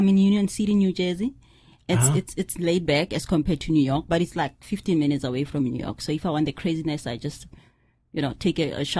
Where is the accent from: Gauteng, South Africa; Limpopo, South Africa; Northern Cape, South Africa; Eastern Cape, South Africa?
Gauteng, South Africa; Pretoria; moved away as an adult; also born or lived in Midrand, Johannesburg; I was raised mostly in Mamelodi. It's a township in Pretoria